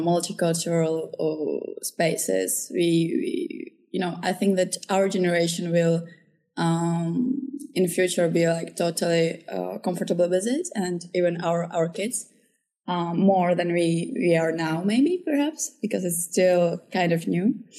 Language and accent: English; Czechia; also born or lived in Ukraine; I was born in Ukraine. I have some Kazakh roots too, but I basically grew up here in Czech Republic for most of my life